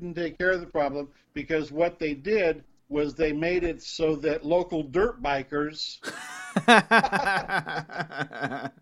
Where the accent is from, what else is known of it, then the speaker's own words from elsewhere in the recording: United States; moved away as an adult; also born or lived in Philippines; I'm an American